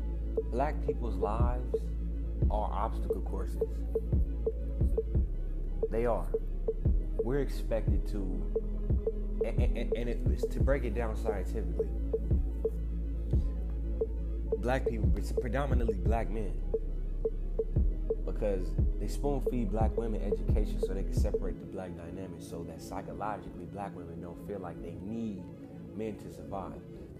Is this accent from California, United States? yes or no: yes; Bel Air, California, United States; Just because I grew up in Bel Air, just because I dress a certain way or I talk a certain way, that's not adequate to be accepted into y'all society.